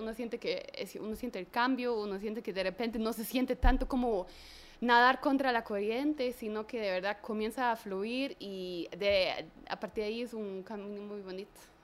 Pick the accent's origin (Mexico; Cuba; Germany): Germany; now in Guatemala; yo soy alemana